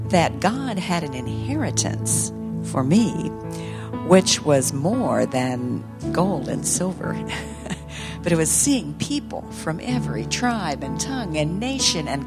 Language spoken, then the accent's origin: English; Ethiopia; When I was a little girl growing up in Ethiopia, as Richard introduced us or introduced me